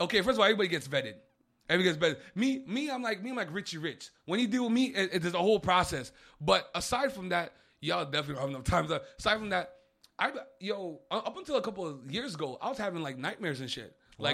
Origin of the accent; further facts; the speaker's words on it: New York, United States; I'm from Uptown, man.